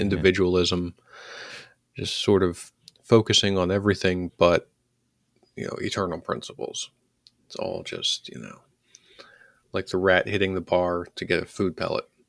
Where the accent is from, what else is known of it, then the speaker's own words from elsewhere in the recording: Philadelphia, Pennsylvania, United States; when I was growing up in Northeast Philadelphia